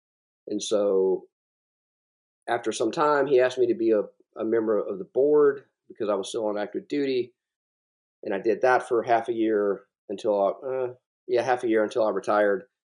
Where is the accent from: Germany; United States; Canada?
United States; South Carolina; And so I'm from South Carolina, and I've always been drawn to the coast.